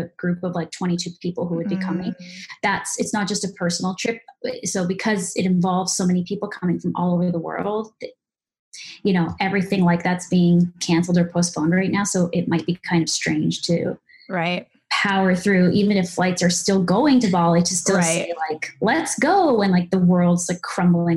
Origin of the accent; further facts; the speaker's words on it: Toronto, Ontario, Canada; moved away as an adult; also born or lived in Vancouver; now in Los Angeles, United States; I'm in Los Angeles, California. It's my new home because I'm actually from Toronto, Canada, and I moved here last summer